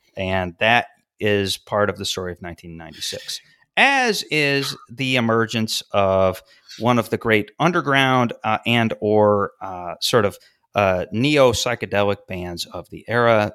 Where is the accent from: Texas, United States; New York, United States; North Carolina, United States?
New York, United States; Syracuse; my hometown of Syracuse